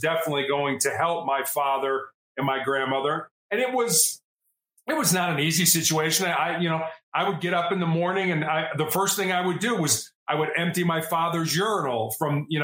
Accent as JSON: {"language": "English", "town": "Chicago", "region": "Illinois", "country": "United States", "tie": "born or raised there", "said": "I was born and raised in Chicago in the United States"}